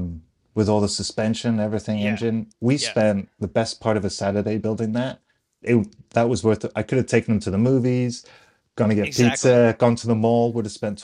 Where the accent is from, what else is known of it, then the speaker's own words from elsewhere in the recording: United Kingdom; I'm British.